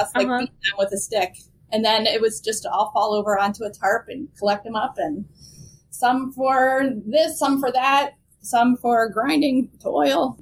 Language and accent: English; Bucks County, outside Philadelphia, Pennsylvania, United States; I'm originally from the northern suburbs outside of Philadelphia. So it's called Bucks County